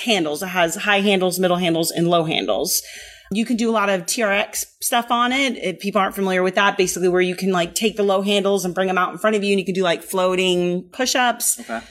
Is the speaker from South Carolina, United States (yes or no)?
no; the Bay Area, California, United States; also born or lived in Berlin, Germany; My father got stationed here in the mid 80s. So I was still little